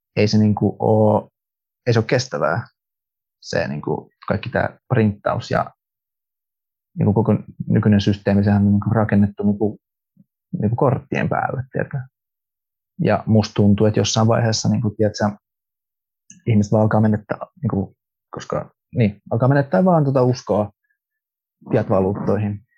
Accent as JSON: {"language": "Finnish", "country": "Finland", "tie": "born or raised there", "second_language": "Finnish", "said": "Suomi ei ole mun äidinkieli. Mä oon kasvanut Suomessa"}